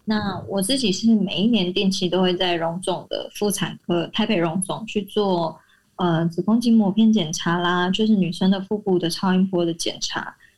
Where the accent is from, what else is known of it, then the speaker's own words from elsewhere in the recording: Taiwan; 因为我的老家是八十年的青草店